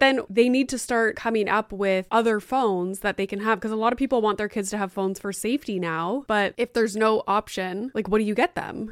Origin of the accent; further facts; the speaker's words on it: Sudbury, Ontario, Canada; we grew up in Sudbury